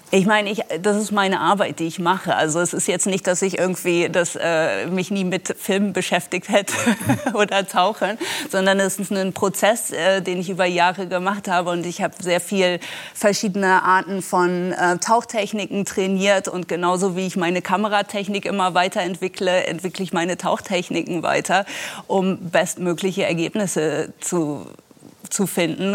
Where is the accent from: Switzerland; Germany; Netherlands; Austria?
Netherlands; moved away; ich bin selber an der Nordsee aufgewachsen, am Wattenmeer in den Niederlanden